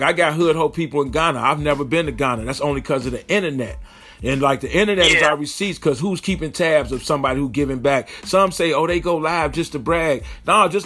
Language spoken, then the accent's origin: English; Chicago, Illinois, United States; I'm from Chicago